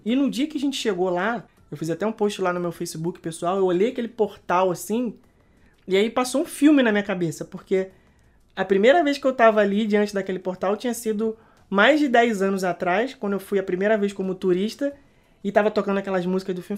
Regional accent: Rio de Janeiro, Brazil; moved away; nós que somos cariocas, a gente sente muita falta de, de, da praia, né? Não, nós não morávamos na beira da praia, nós morávamos na Zona Norte

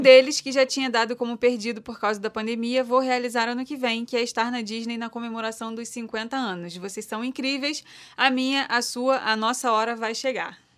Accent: Brazil; Eu sou brasileira

